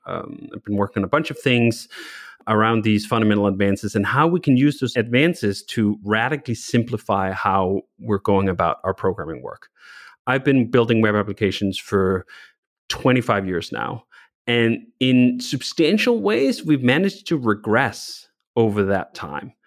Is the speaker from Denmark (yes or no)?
yes; Copenhagen, Capital Region of Denmark, Denmark; moved away as an adult; now in United States; I grew up in Copenhagen, a city of bikes